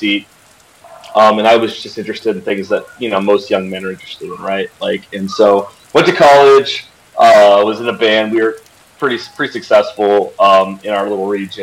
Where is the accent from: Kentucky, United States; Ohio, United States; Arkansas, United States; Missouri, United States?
Ohio, United States; Lancaster; I grew up in rural southeastern Ohio in a town called Lancaster